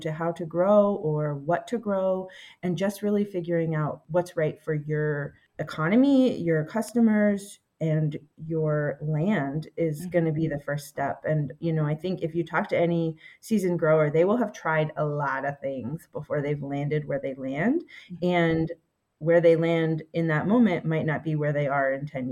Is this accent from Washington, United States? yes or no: no; Pennsylvania, United States; moved away as an adult; also born or lived in Massachusetts; we moved back to my hometown in Pennsylvania